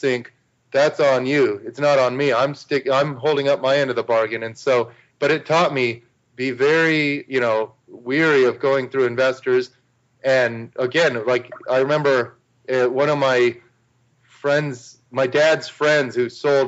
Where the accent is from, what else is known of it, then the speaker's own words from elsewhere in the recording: Arizona, United States; moved away as an adult; also born or lived in New Zealand; I was born and raised in Arizona, and I'm used to the sun.